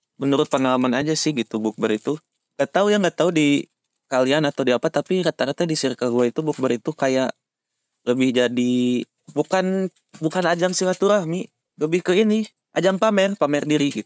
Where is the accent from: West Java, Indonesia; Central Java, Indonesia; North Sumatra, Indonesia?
West Java, Indonesia; Bandung; kota asal kami, yaitu kota tercinta, kota Kota Bandung